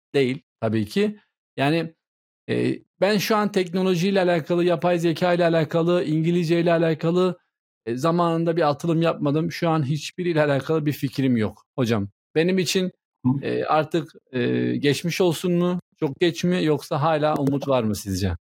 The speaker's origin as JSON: {"language": "Turkish", "country": "Turkey", "tie": "born or raised there", "first_language": "Turkish", "said": "Ben Türkçe biliyorum. Türkiye'de doğdum. Türkçeyi ana dilim olarak konuşuyorum."}